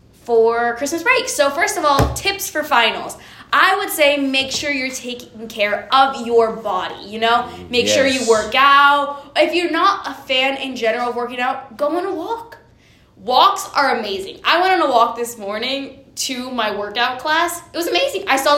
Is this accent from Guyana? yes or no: no; Honduras; now in United States; I'm from Honduras. Honduras.